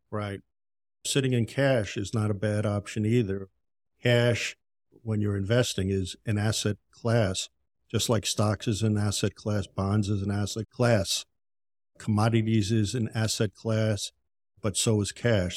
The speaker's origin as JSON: {"language": "English", "town": "Yonkers", "region": "New York", "country": "United States", "tie": "born or raised there", "also_born_or_lived": "Tampa, Florida", "moved": "as an adult", "lives_now": "Florida, United States", "said": "I grew up in Yonkers, New York"}